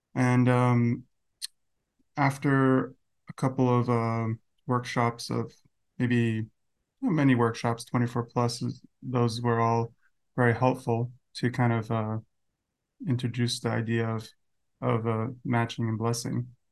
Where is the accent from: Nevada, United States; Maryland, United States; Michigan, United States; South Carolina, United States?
Nevada, United States; Las Vegas; from, uh, Las Vegas, twenty-nine.